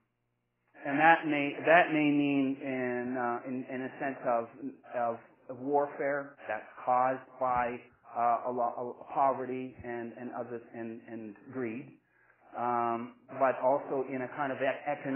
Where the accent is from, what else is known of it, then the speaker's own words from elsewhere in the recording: Texas, United States; moved away as an adult; also born or lived in Alberta, Canada / Lethbridge, Canada; I grew up in Texas. I was born in Alberta, and when I finished school in Texas, I said, I want to be a Canadian, so I came here